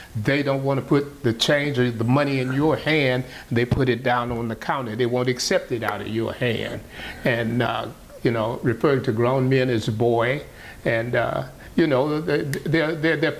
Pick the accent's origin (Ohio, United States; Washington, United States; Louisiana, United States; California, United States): Louisiana, United States; Baton Rouge; also born or lived in New Orleans, Louisiana; now in Atlanta, United States; I was born in New Orleans, grew up in South Baton Rouge